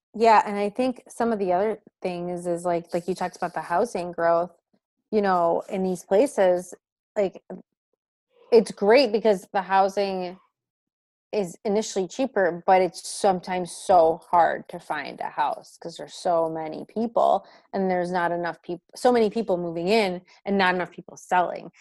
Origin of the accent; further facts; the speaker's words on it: Michigan, United States; I'm from Michigan